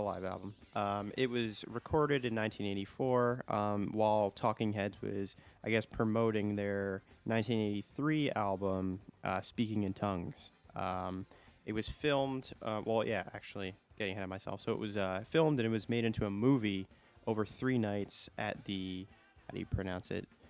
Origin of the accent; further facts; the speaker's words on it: United States; I am an American